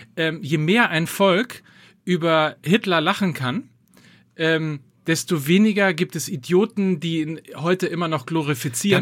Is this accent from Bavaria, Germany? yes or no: no; North Rhine-Westphalia, Germany; ich komme ja aus Ostwestfalen